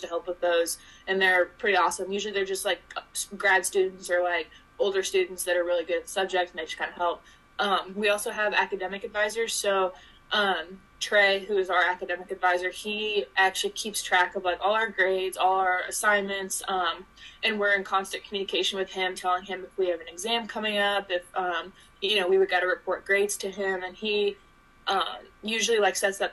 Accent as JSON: {"language": "English", "town": "Kokomo", "region": "Indiana", "country": "United States", "said": "I'm from Kokomo, Indiana"}